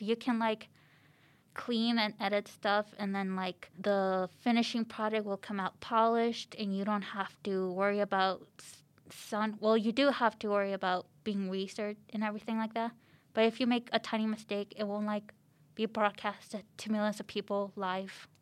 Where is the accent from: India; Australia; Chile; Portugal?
Chile; now in Canada; I was born in Chile